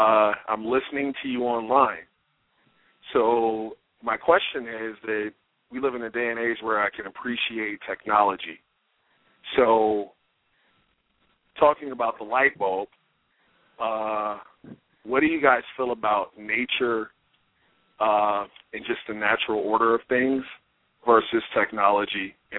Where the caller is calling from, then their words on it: Wyoming, United States; I'm here from Wyoming.